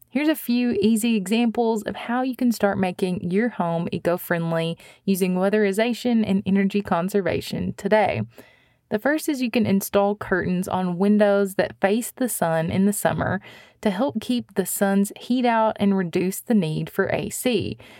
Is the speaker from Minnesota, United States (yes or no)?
no; Missouri, United States; my home state of Missouri